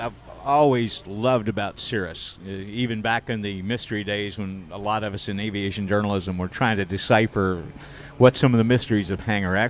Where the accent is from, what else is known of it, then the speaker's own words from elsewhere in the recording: Wichita, Kansas, United States; And now my hometown's Wichita, Kansas